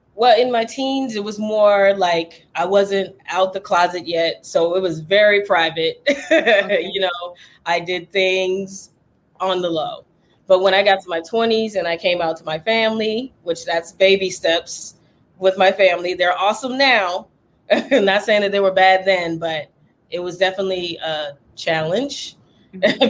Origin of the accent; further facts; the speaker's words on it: Charleston, South Carolina, United States; moved away; I was born in Charleston, South Carolina